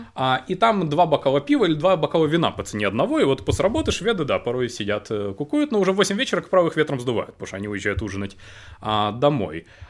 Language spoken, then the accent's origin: Russian; Krasnodar, Krasnodar Krai, Russia; moved away; я приехал в родной город Краснодар